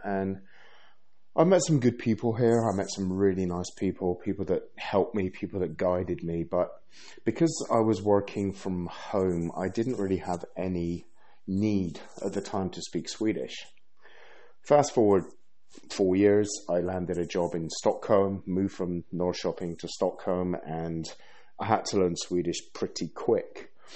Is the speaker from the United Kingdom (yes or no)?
yes; London, United Kingdom; moved away as an adult; also born or lived in Bristol; now in Sweden; I've been British born, lived in London for most of my life after I moved from Bristol. But in 2011, I moved to Sweden.